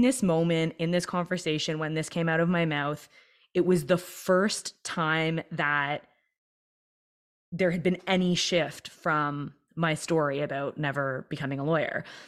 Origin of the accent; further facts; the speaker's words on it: Toronto, Ontario, Canada; I was born and raised in Toronto